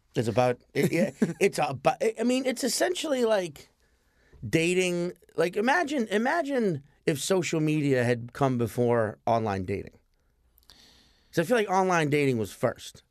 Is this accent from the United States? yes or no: yes; New Orleans, Louisiana, United States; now in New York, United States; I'm also from New Orleans